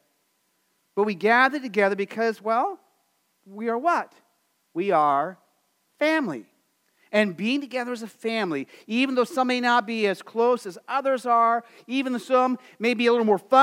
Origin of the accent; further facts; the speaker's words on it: Phoenix, Arizona, United States; moved away; living in Arizona, growing up in Phoenix